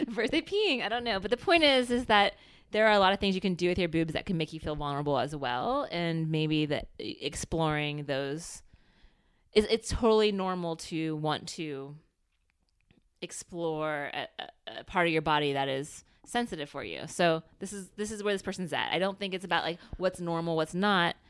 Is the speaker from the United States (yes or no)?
yes; United States; we're American